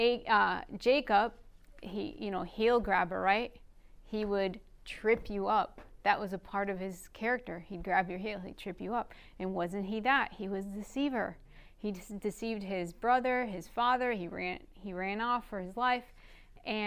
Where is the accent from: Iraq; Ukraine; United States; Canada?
Iraq; northern Iraq; first language Aramaic; English is a second language; My mother tongue is Aramaic, and I'm what you call an Assyrian. Not Syria, not like the country Syria, but from northern Iraq